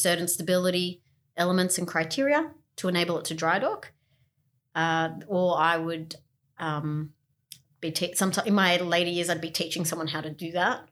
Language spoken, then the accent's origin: English; Australia; we're from Australia